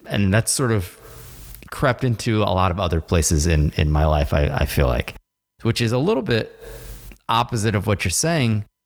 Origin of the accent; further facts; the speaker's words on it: United States; as an American